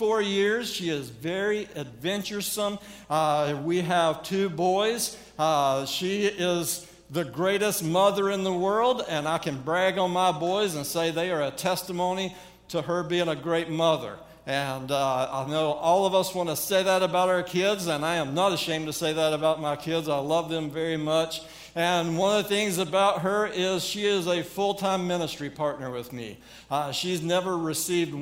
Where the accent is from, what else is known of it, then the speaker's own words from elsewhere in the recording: North Carolina, United States; accent: southern; now in Manhattan, Montana, United States; We are originally from North Carolina. I have not lost my southern accent after all these years.